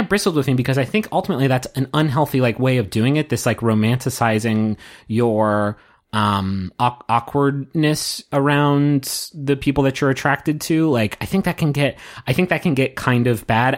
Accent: United States; I'm an American dude watching them in, uh, America

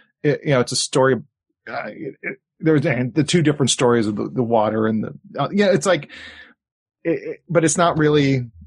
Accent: Hawaii, United States; now in Los Angeles, United States; growing up in Hawaii

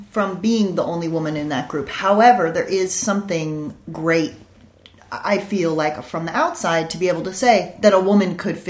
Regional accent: Westport, Connecticut, United States; now in Malibu, United States; Westport, Connecticut was where I spent my weekdays, my school days growing up, and that was the equivalent on the West Coast is Malibu, where I live now, coincidentally.

